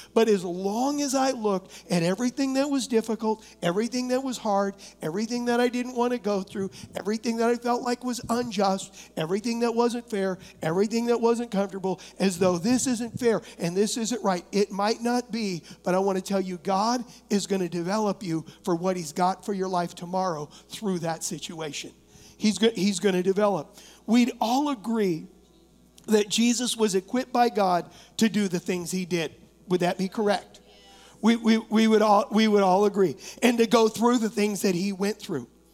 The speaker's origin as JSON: {"language": "English", "country": "United States", "said": "I am an American"}